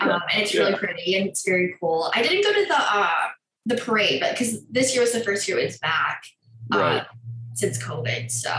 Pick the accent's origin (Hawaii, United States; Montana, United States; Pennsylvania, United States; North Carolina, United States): Hawaii, United States; Maui; growing up on Maui